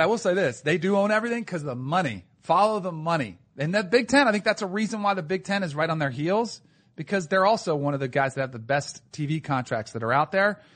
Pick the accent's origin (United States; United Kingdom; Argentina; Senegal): United States; South Florida; moved away as an adult; also born or lived in Connecticut; I grew up in South Florida